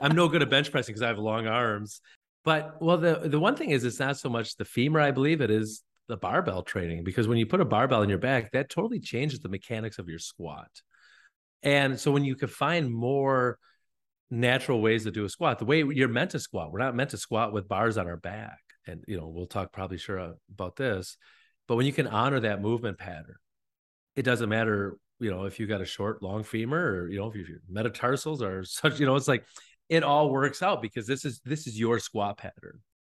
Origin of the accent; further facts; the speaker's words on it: northern Wisconsin, United States; now in La Crosse, United States; I was just from northern Wisconsin